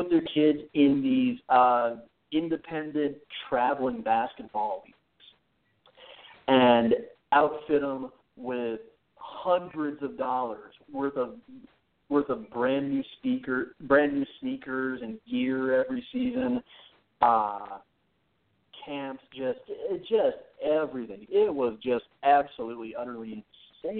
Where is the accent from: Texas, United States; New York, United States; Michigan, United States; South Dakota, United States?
South Dakota, United States; Mitchell; moved away; when I grew up in Mitchell, South Dakota.